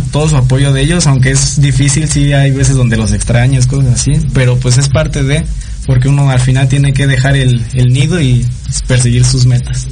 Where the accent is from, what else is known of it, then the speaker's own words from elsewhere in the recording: Mexico; somos de México